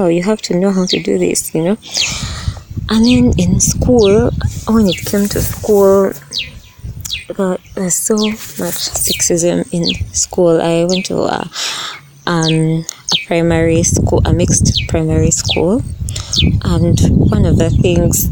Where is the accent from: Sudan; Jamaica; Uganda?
Uganda; Growing up in Uganda